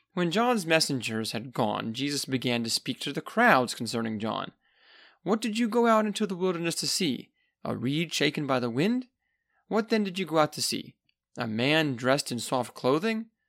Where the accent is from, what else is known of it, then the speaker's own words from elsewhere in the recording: United States; I'm an American